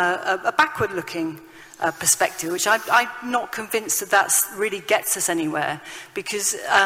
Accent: United Kingdom; I am a Brit, but my Britishness is constituted of Irishness, Scottishness, Welshness.

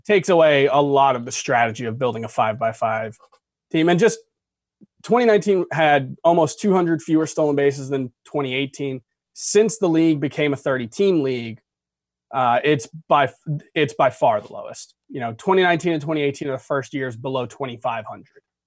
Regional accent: South Florida, United States; moved away as an adult; growing up in South Florida, thirty-one years

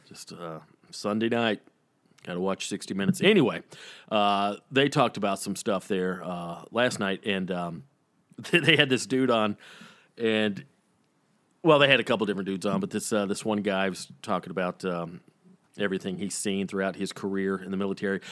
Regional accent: the South, United States; growing up in the South

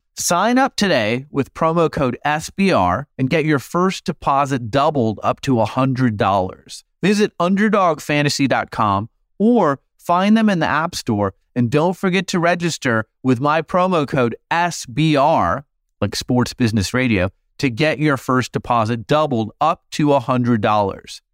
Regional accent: Phoenix, Arizona, United States; Phoenix, my hometown

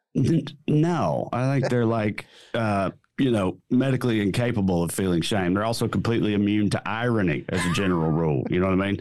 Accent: rural Tennessee, United States; moved away as an adult; now in Southern California, United States; I live in Southern California now, but I'm from deep rural Tennessee

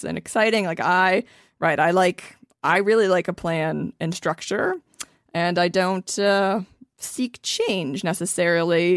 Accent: Ohio, United States; I'm also from Ohio

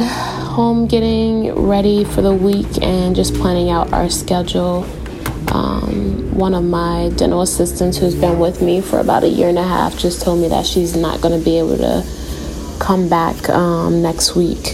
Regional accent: Chicago, Illinois, United States; moved away; I was raised in Chicago, on the south side of Chicago

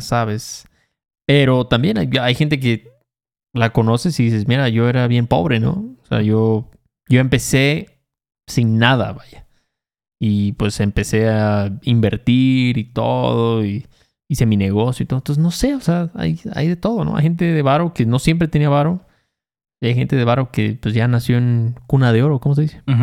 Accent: Chacaltianguis, Veracruz, Mexico; yo, yo, crecí ahí en Chacaltianguis, Veracruz, no había ni secundaria, ni telesecundaria había ahí

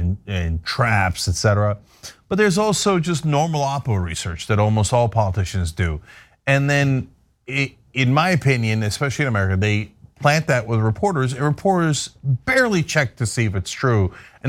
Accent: United States; being an American

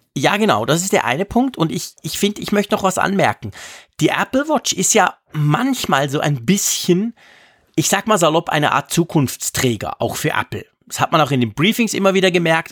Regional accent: Switzerland; accent: Swiss German; für mich als Schweizer

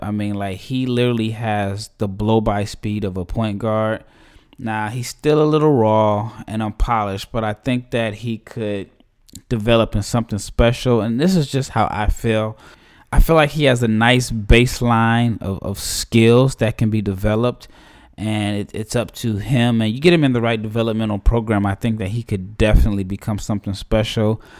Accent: Omaha, Nebraska, United States; my hometown Creighton Blue Jays

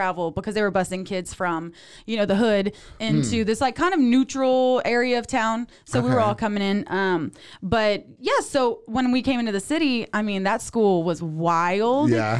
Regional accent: South Louisiana, United States; now in Waco, United States; I'm from South Louisiana.

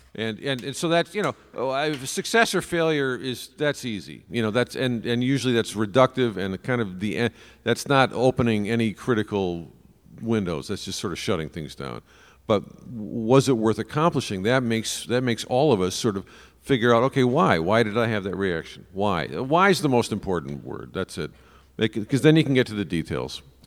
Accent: Chicago, Illinois, United States; as a Chicagoan

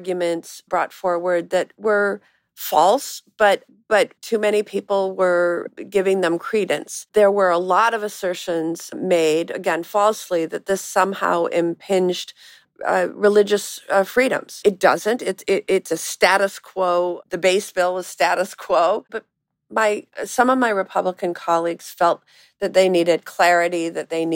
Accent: Wisconsin, United States; my home state of Wisconsin

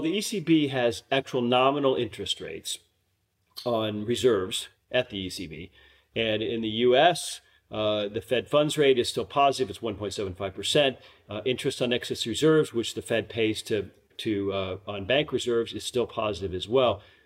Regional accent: United States; now in Vienna, Austria; as an American

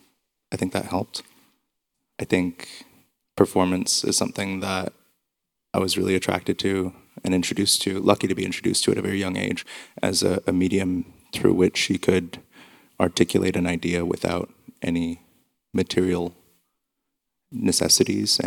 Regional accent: Montreal, Quebec, Canada; And I'm from Montreal

